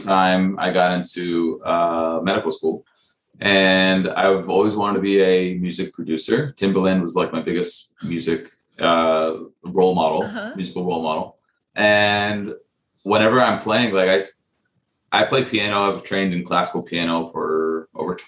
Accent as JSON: {"language": "English", "town": "Dallas", "region": "Texas", "country": "United States", "tie": "born or raised there", "said": "I grew up in Dallas, Texas"}